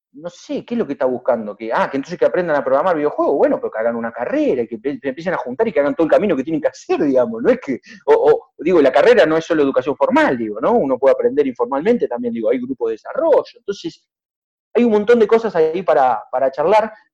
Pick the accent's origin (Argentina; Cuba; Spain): Argentina; Zapala, Neuquén; moved away; also born or lived in Buenos Aires; yo soy neuquino, soy zapalino, en realidad soy un, porteño mentiroso